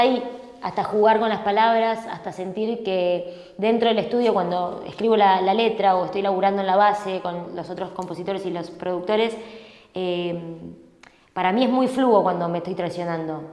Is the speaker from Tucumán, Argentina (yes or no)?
no; Buenos Aires, Argentina; Yo soy porteña.